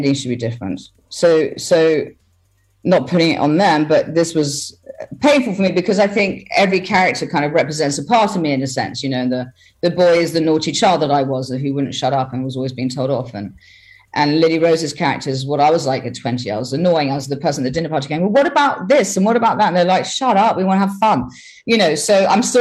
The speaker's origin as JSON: {"language": "English", "region": "England", "country": "United Kingdom", "said": "I'm English, but I feel akin to my European side"}